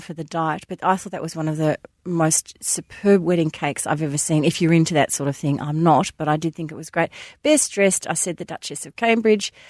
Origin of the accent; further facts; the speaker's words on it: Australia; being an Aussie